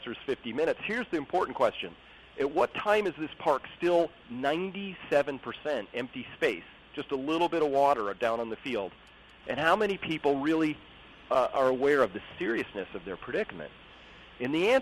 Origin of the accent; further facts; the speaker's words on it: Sebastopol, California, United States; also born or lived in Silicon Valley, California; I live up in Sonoma County, California, a little town here called Sebastopol